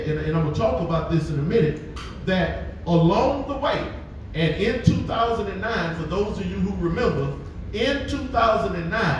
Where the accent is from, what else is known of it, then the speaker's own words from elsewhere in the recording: United States; as black folk growing up in America